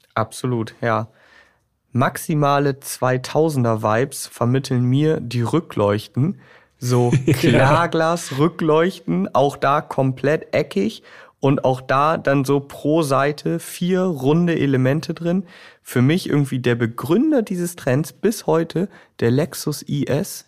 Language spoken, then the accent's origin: German; Bremen, Germany; bei uns in Bremen